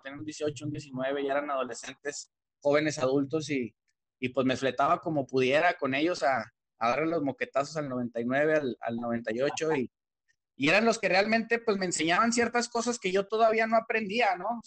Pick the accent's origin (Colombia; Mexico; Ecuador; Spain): Mexico; Torreón, Coahuila; Torreón porque pues es el lugar donde yo crecí, donde he nacido toda mi vida y donde, perdón, donde he crecido toda mi vida, donde yo nací